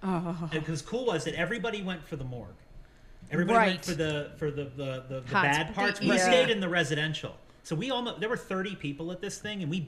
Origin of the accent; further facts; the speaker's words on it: Western Pennsylvania, United States; I grew up in Western Pennsylvania, and my town was extremely involved in the Underground Railroad.